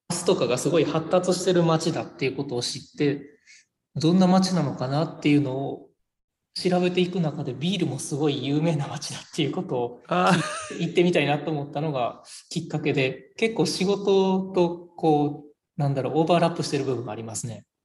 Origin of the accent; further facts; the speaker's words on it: Tawaramoto, Nara, Japan; 奈良生まれの奈良育ちです、はい、ほとんどずっと奈良にいてます、僕は。